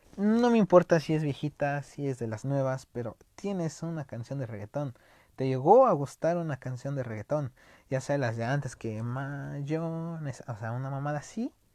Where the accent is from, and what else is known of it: Mexico